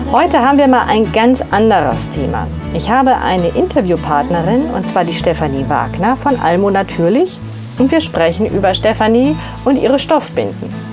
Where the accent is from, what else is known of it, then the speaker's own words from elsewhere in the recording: Ansbach, Bavaria, Germany; also ich bin aufgewachsen in Ansbach in Mittelfranken